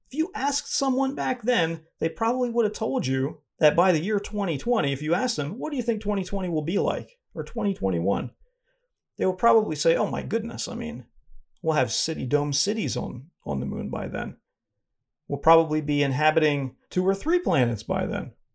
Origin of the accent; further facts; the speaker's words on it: Northeast, United States; I'm from the Northeast